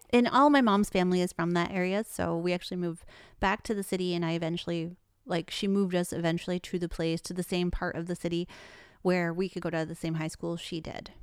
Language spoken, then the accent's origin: English; Traverse City, Michigan, United States; Born and raised in Michigan